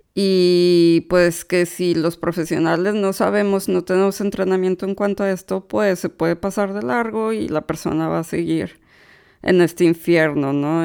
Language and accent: Spanish; Monterrey, Nuevo León, Mexico; now in United States; Yo soy originaria de Monterrey, Nuevo León, aunque actualmente radico en los Estados Unidos